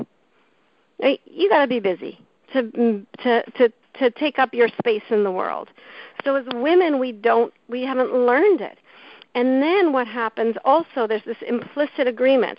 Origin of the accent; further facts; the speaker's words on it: Canada; I grew up in Canada